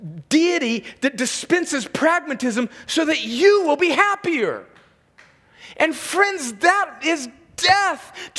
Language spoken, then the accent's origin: English; California, United States; I grew up right on the Mexican border